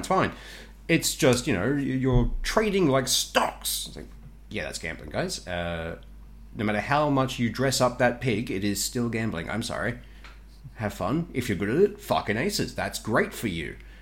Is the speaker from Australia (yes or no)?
yes; Australia